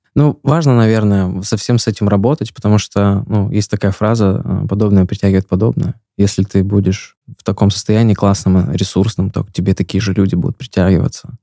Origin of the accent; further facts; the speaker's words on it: Omsk, Omsk Oblast, Russia; moved away as an adult; now in Yekaterinburg, Russia; я из Омска сам